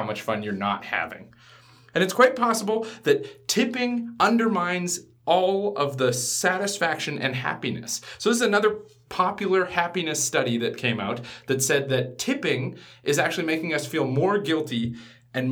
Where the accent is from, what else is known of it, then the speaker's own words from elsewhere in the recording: Canada; I'm entering into the social construct as a Canadian